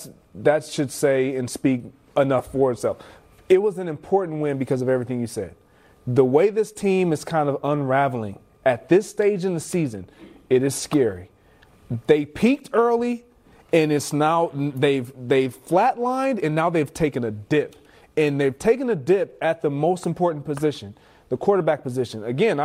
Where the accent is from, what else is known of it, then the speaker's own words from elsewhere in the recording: Michigan, United States; Look, I'm from Michigan.